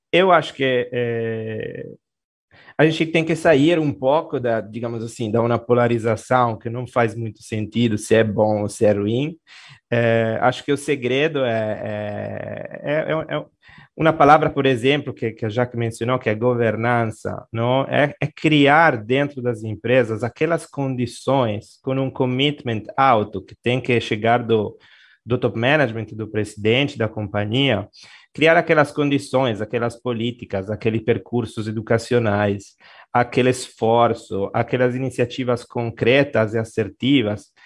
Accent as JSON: {"language": "Portuguese", "town": "Genoa", "region": "Liguria", "country": "Italy", "tie": "born or raised there", "accent": "Italian", "second_language": "Portuguese", "moved": "as an adult", "lives_now": "Brazil", "said": "Em Gênova, Gênova, Gênova, é a minha cidade"}